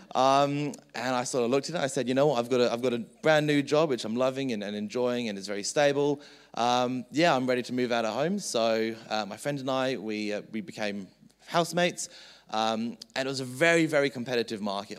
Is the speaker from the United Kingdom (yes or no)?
yes; England, United Kingdom; moved away; So I was born in England